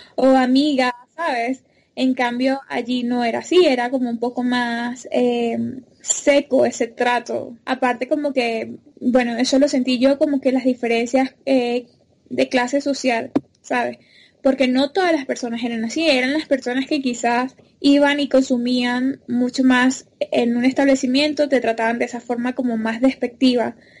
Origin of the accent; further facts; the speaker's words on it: Venezuela; moved away as an adult; also born or lived in Ecuador; now in Colombia; soy venezolana